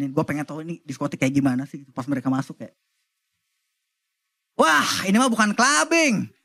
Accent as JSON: {"language": "Indonesian", "region": "Banten", "country": "Indonesia", "said": "Gue tuh orang Banten ya"}